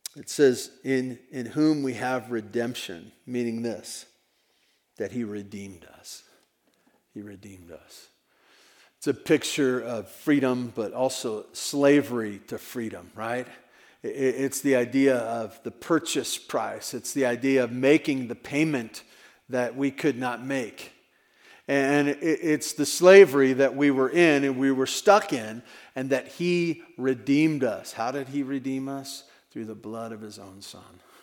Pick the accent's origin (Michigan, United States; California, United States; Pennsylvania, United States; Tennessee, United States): California, United States; Tehachapi; heard that I was from Tehachapi